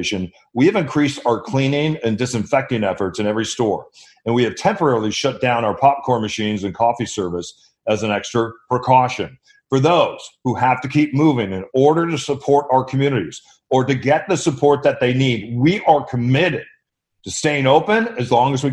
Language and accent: English; Midwest, United States; growing up in the Midwest